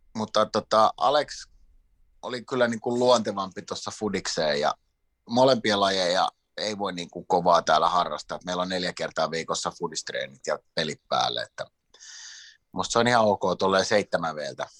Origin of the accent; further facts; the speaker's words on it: Sweden; now in Finland; mä oon suomenruotsalainen, joka on syntynyt Ruotsissa